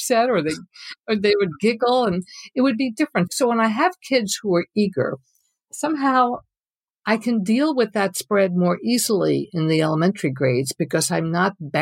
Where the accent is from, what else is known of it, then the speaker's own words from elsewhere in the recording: New York, United States; now in Sausalito, United States; I grew up in New York State